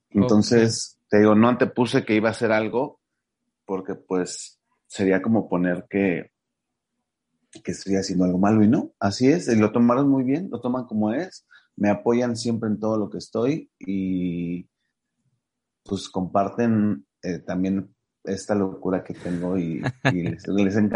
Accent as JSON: {"language": "Spanish", "region": "Mexico City", "country": "Mexico", "said": "hace que llegues a, lugares donde, pues, los que somos aquí de la Ciudad de México no podemos llegar."}